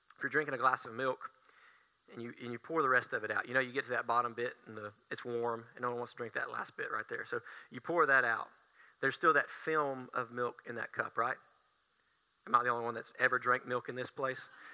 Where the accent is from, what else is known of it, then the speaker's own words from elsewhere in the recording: Tanner Williams, Alabama, United States; I am from Tanner Williams, Alabama